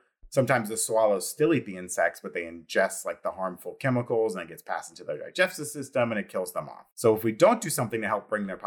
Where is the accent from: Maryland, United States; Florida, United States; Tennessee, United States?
Florida, United States; moved away; I'm originally from Florida, so I've lived through my fair share of hurricane seasons.